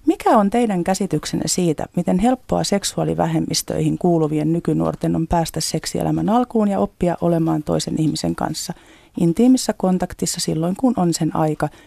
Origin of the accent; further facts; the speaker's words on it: northern Finland, Finland; Olen kotoisin pohjoisesta pieneltä paikkakunnalta, eikä homoista puhuttu lapsuudessani eikä nuoruudessani.